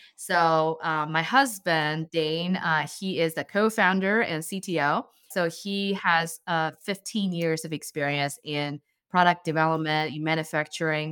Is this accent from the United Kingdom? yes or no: no; China; English is a second language; also born or lived in Bay Area, United States; now in Columbus, United States; I'm a Chinese immigrant and, uh, I moved to the States in two thousand nine. And growing up in China, I always drink homemade plant-based milk.